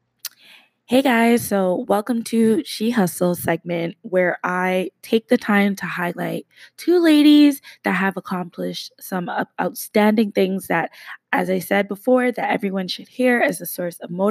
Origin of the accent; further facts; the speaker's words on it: Canada; I am Canadian